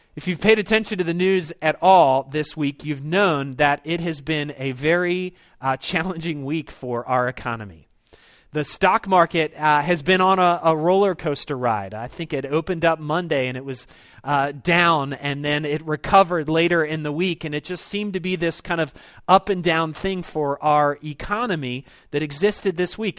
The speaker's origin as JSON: {"language": "English", "town": "Baltimore", "region": "Maryland", "country": "United States", "tie": "born or raised there", "said": "I was this kid that was born and raised in Baltimore"}